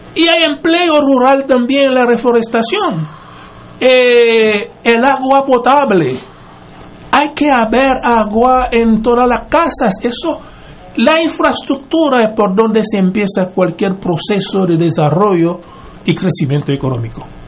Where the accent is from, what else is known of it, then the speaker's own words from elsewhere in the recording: Gonaïves, Artibonite, Haiti; now in Puerto Rico; Mi pueblo Gonaiv, que tenía apenas 30, 40 mil personas